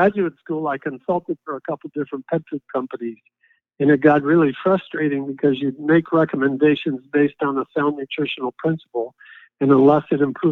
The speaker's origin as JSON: {"language": "English", "region": "Ohio", "country": "United States", "tie": "born or raised there", "moved": "yes", "lives_now": "Pennsylvania, United States", "said": "I was actually born and raised in Ohio"}